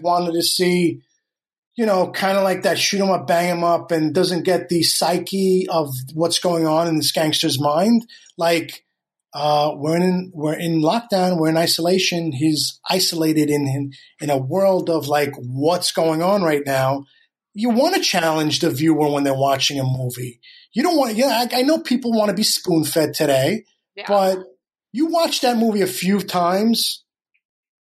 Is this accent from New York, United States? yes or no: yes; New York City, New York, United States; moved away as an adult; also born or lived in Astoria, Queens / Flushing, Queens; now in Los Angeles, United States; was really born and raised in Queens, and then moved out to LA in 06